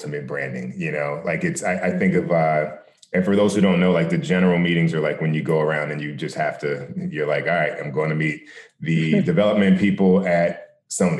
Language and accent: English; New Jersey, United States; I grew up in New Jersey